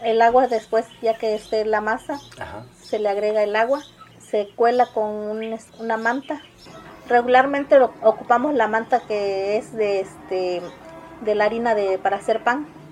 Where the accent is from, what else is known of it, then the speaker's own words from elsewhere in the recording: Santa María Zacatepec, Oaxaca, Mexico; Mi pueblo, el Tapanco, es 100% indígena, tacuate